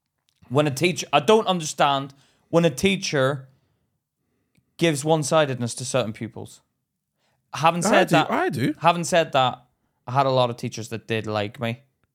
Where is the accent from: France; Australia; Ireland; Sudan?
Ireland; Miss, I can't fucking be arsed with doing this. But it's because I'm Irish.